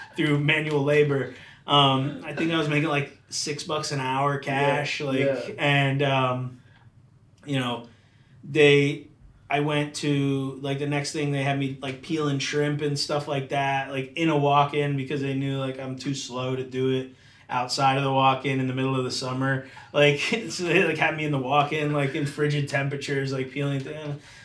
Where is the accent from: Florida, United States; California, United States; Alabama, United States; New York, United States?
Florida, United States; Palm Harbor; also born or lived in Hollywood, Florida; I grew up in Tampa, the Tampa area, Palm Harbor